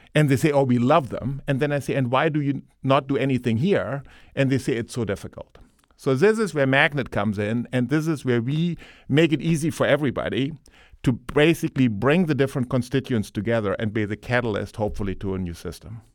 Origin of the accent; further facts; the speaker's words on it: Germany; moved away; as you can tell from my Ohio accent, um, I, um, I, uh, grew up in Germany.